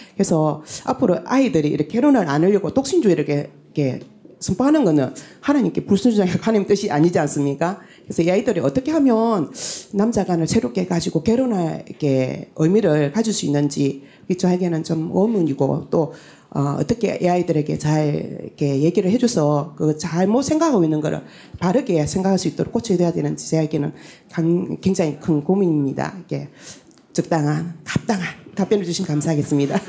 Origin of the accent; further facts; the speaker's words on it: Tongyeong, South Gyeongsang, South Korea; 고향은 통영인데